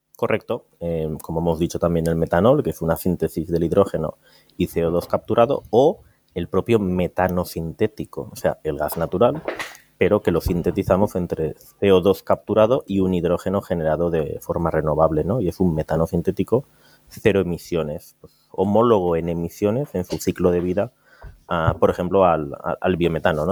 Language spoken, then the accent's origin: Spanish; Valencia, Valencian Community, Spain; venimos a Valencia, que es mi tierra